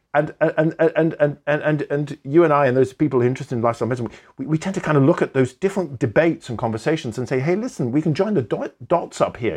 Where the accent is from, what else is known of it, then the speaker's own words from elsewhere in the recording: Welsh, Wales, United Kingdom; I'm Welsh